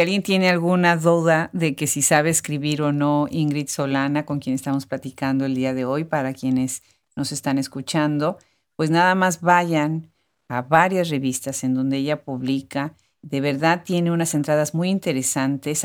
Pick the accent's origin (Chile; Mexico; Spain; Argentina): Mexico; Puebla; Yo soy originariamente, yo soy de Puebla